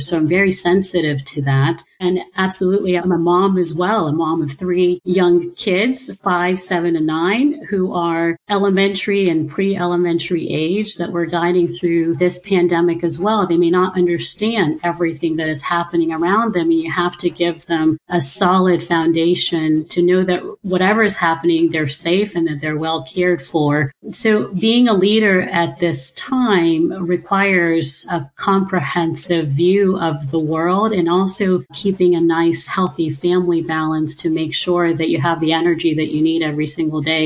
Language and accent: English; Ohio, United States; born or raised there; also born or lived in Nigeria